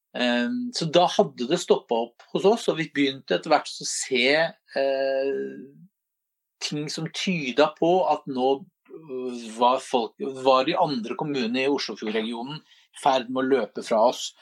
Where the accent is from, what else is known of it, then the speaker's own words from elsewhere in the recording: Drammen, Buskerud, Norway; som vi er stolte av som drammensere